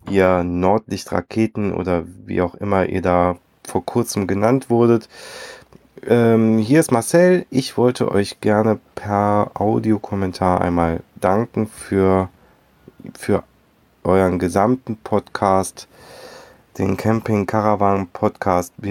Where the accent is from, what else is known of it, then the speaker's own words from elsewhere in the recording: Cologne, North Rhine-Westphalia, Germany; Wir kommen halt aus Köln, da bist du irgendwie, das ist so gar nichts. Da ist halt nichts.